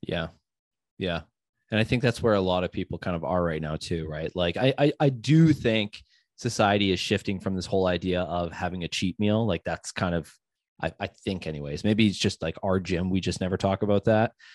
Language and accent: English; United States; I'm American